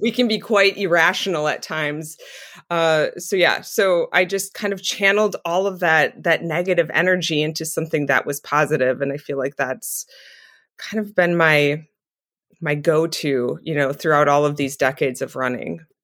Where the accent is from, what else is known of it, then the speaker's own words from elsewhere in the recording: southeastern Wisconsin, United States; I live in, um, southeastern Wisconsin, and I'm still, that's where I was born and raised